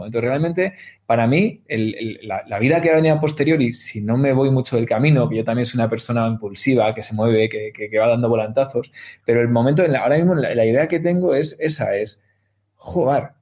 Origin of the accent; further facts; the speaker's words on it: Spain; entre Guadalajara, Madrid y Valladolid, ¿no? Que es, es mi tierra